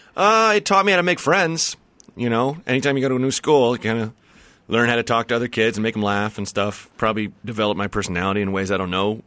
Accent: the Northwest, Pacific Northwest, United States; I'm from the Northwest

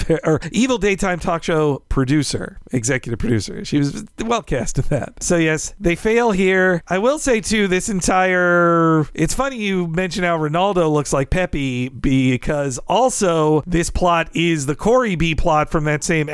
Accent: the South, United States; moved away; As a Southerner

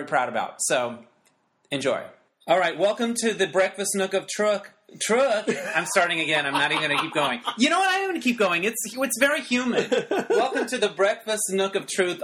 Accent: Holbrook, Arizona, United States; in high school, growing up in Holbrook, Arizona

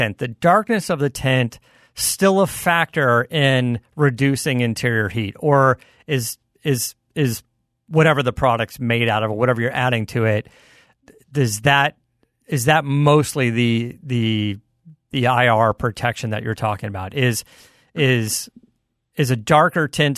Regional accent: Arizona, United States; I grew up in Arizona

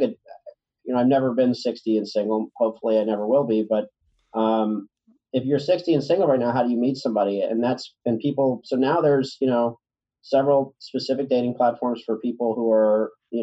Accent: Richmond, Virginia, United States; now in New York, United States; I'm from Richmond, Virginia

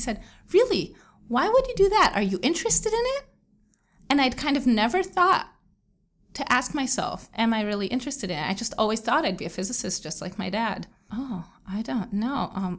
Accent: Israel; also born or lived in New Jersey, United States; So I grew up in Israel, and I lived in Israel my whole life, except for 4 years in which I lived in New Jersey because my dad was doing a postdoc at Rutgers University.

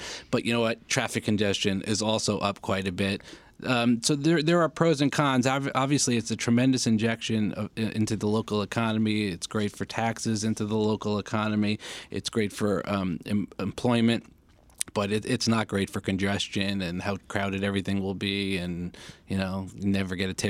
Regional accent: New York, United States; moved away; also born or lived in New Jersey; So I'm from New York, but I lived in New Jersey in my early 30s.

